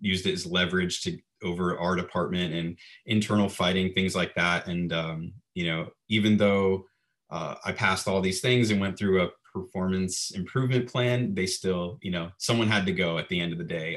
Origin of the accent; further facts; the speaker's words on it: Florida, United States; moved away as an adult; also born or lived in Fort Lauderdale, Florida / Orlando, Florida; now in Los Angeles, United States; I'm originally from Florida, lived in South Florida, Fort Lauderdale, and lived in Orlando for 22 years